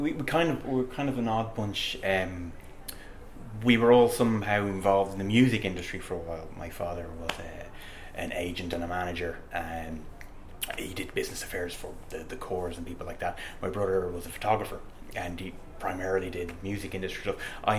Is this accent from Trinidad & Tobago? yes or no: no; Dublin, Leinster, Ireland; Dublin, born and bred, Dublin.